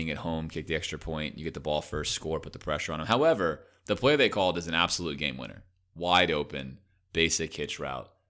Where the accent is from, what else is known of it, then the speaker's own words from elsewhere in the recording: Baltimore, Maryland, United States; You know, my dad went there, my cousin went there. I'm from Baltimore. There's a lot of ties there.